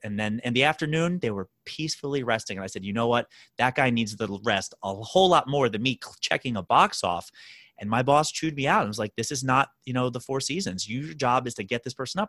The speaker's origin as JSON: {"language": "English", "town": "Baltimore", "region": "Maryland", "country": "United States", "tie": "born or raised there", "moved": "as an adult", "lives_now": "New York City, United States", "said": "born and raised in Baltimore, Maryland, did all my schooling there"}